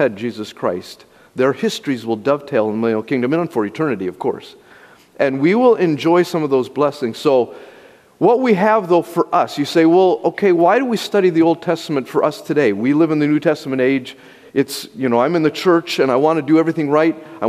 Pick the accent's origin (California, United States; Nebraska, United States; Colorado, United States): Colorado, United States; Durango; moved away; also born or lived in Denver, Colorado / Texas; I was born in Denver, grew up really actually in Durango, Colorado